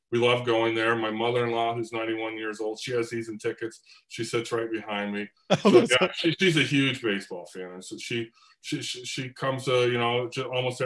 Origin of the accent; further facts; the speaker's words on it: Cleveland, Ohio, United States; moved away as an adult; now in California, United States; I grew up in Cleveland too. I moved to California in the early 1990